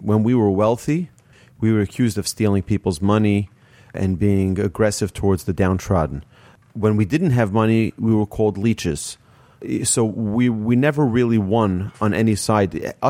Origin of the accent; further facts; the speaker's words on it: New York City, New York, United States; I grew up in New York, and many of those years I was in Brooklyn, New York